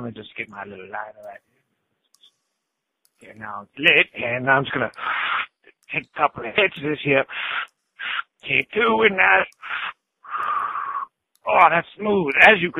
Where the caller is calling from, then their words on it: Florida, United States; Hi, Nick. … I'm calling you from Florida.